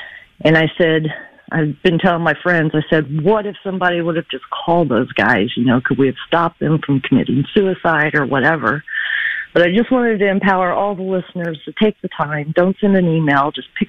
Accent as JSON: {"language": "English", "country": "United States", "said": "And as American, just a civilian, I don't know what to do."}